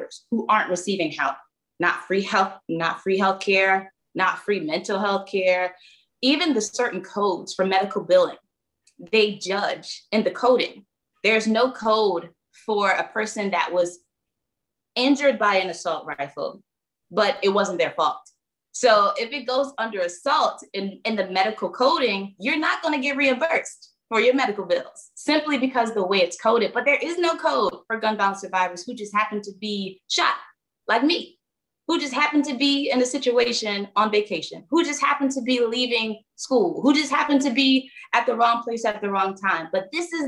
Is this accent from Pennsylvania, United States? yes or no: yes; Philadelphia, Pennsylvania, United States; born and raised in Philly